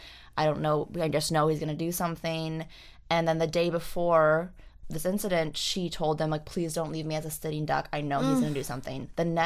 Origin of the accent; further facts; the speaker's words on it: Wyoming, United States; I grew up in Wyoming.